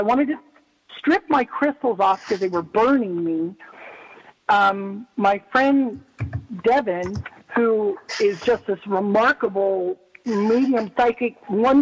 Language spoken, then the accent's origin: English; Bay Area, California, United States; now in Nevada, United States; I grew up in the Bay Area, so in California